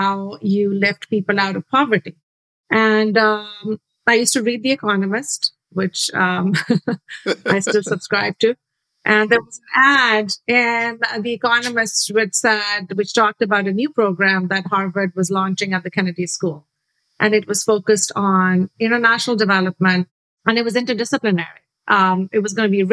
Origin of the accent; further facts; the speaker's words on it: Karachi, Sindh, Pakistan; I grew up in Karachi, Pakistan.